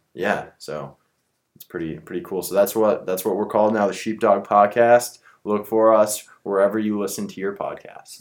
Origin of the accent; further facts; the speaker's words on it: United States; us being Americans here